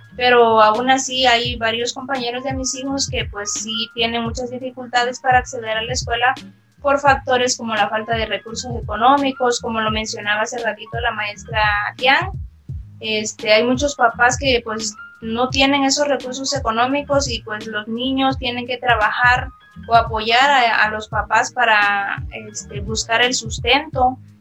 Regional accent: Mexico; como mexicanos

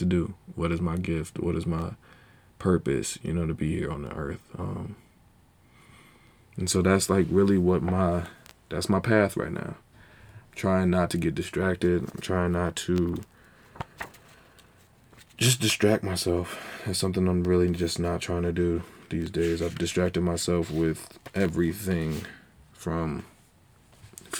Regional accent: Charlotte, North Carolina, United States; also born or lived in Asbury Park, New Jersey; I was born in Monmouth County Medical, I think. But yeah, then I spent time in Asbury Park, New Jersey, early years. Then I left. You know, we moved. I forgot what age I was, but we moved. And we came down to North Carolina, Charlotte, North Carolina. And been here ever since

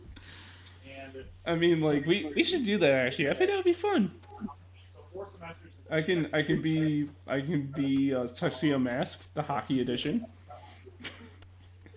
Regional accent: Chicago, Illinois, United States; I'm from Chicago

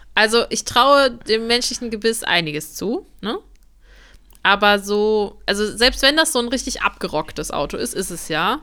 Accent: Germany; wir sind halt auch Deutsche.

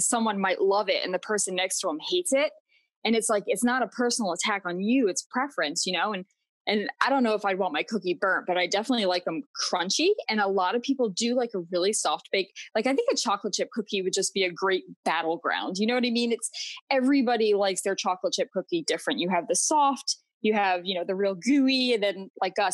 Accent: Florida, United States; also born or lived in New York; I grew up in Florida

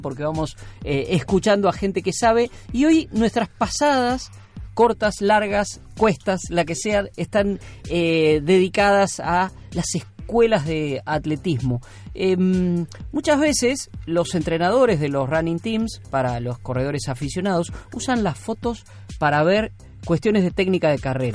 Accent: Argentina; vivimos en la Argentina, nacimos en la Argentina

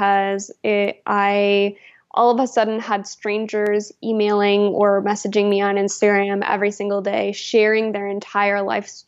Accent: Alberta, Canada; moved away as an adult; also born or lived in New Brunswick; I'm originally from Alberta

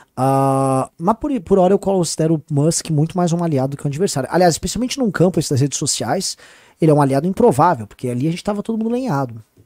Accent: São Paulo, Brazil; eu sou paulista

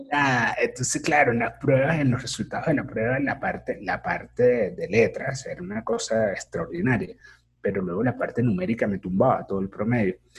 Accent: San Cristóbal, Táchira, Venezuela; moved away; Yo soy de San Cristóbal

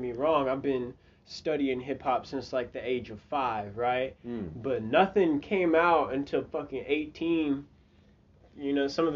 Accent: Broken Arrow, Oklahoma, United States; also born or lived in Tulsa, Oklahoma; I grew up in Broken Arrow

